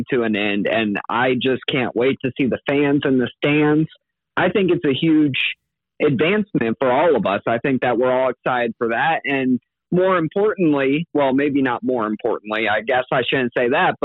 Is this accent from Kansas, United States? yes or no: yes; Kansas, United States; I'm from Kansas